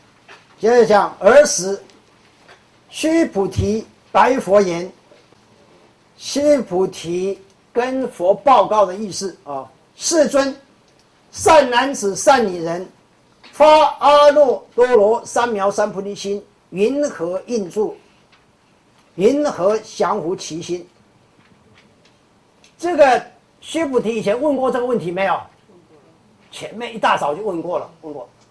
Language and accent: Chinese; China; 啊，所以我们中国人用的很好，叫心猿意马嘛，对不对？